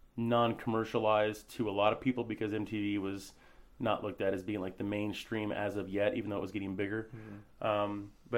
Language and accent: English; Denver, Colorado, United States; also born or lived in West Palm Beach, United States / Hermosa Beach, United States; Colorado, and Hermosa Beach, California. Those are the two places that I would call home, even though I was born in West Palm Beach, Florida. I've lived all over, though. I've been military family as well, Air Force, so bounced around quite a bit.